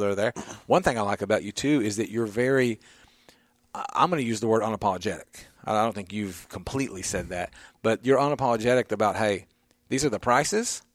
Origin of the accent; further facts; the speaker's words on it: Nashville, Tennessee, United States; I grew up in the Creve Hall area in a cul-de-sac